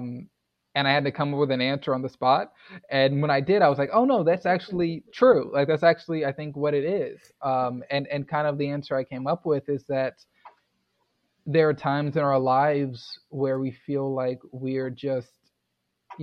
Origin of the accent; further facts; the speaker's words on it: Houston, Texas, United States; now in Louisville, United States; I grew up in Houston, which is an extremely diverse place